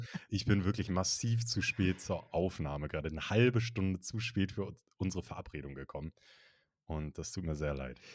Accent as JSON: {"language": "German", "region": "Northern Germany", "country": "Germany", "said": "ich komme ja aus Norddeutschland, da kennen wir Berge nicht so"}